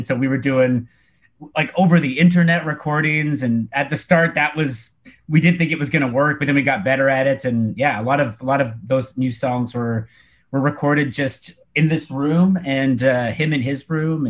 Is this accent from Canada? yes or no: yes; Canada; We're from Canada. Most of us live in Vancouver. One of us lives in Toronto.